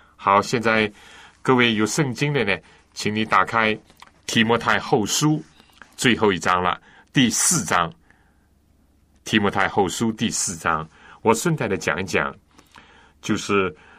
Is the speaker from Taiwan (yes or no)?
no; China; 我们中国人